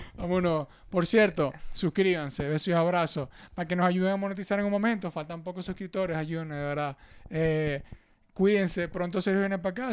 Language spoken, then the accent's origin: Spanish; Venezuela; moved away; aquí todos somos venezolanos